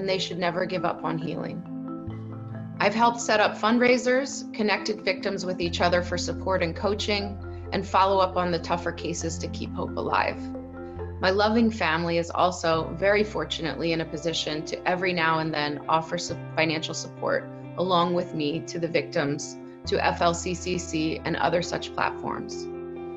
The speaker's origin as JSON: {"language": "English", "country": "United States", "moved": "as an adult", "lives_now": "Amsterdam, Netherlands", "said": "I'm an American living in Amsterdam since 2005."}